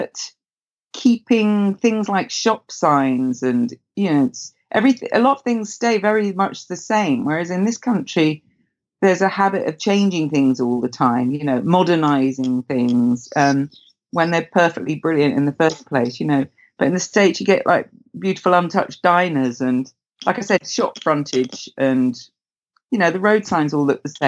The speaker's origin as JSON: {"language": "English", "town": "Windsor", "region": "South East England", "country": "United Kingdom", "tie": "born or raised there", "said": "I grew up in Windsor"}